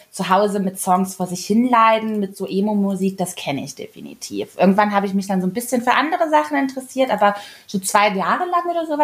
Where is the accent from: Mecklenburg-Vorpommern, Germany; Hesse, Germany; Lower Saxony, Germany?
Hesse, Germany; Kassel; ich komme ja aus Kassel und da war so